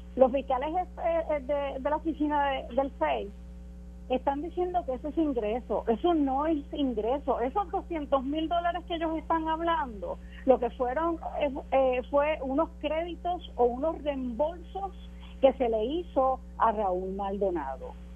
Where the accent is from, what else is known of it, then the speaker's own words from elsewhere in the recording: Puerto Rico; como puertorriqueña ciudadana